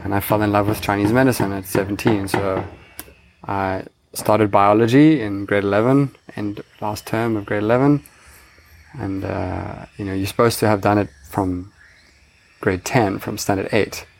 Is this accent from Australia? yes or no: no; Cape Town, Western Cape, South Africa; moved away as an adult; now in Bali, Indonesia; I grew up in Cape Town, South Africa